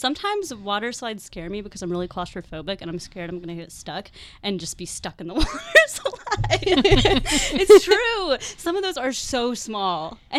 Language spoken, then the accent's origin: English; Charlotte, North Carolina, United States; My hometown is Charlotte.